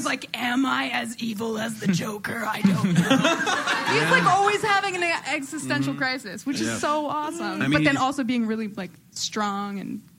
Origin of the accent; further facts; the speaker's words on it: near Newton, northwest New Jersey, United States; moved away; also born or lived in Montclair; I actually grew up in a much less sophisticated part of New Jersey, which is, like, to the northwest. It's very, like, rural and farmy and full of bears and opossums. Well, the closest thing to a town that was by me is called Newton.